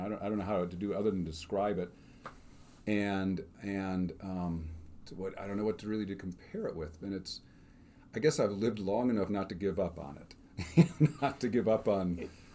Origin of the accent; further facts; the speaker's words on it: Northbrook, Illinois, United States; I grew up on Scott Road in Northbrook, Illinois.